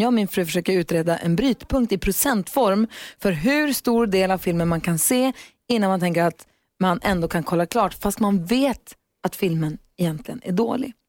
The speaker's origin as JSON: {"language": "Swedish", "town": "Luleå", "region": "Norrbotten County", "country": "Sweden", "tie": "born or raised there", "moved": "yes", "said": "jag är ju från Luleå, det är väl samma sak. För, förr ja. så kunde man aldrig gå Storgatan fram utan att träffa kompisar, stallkompisar, skolkompisar, folk"}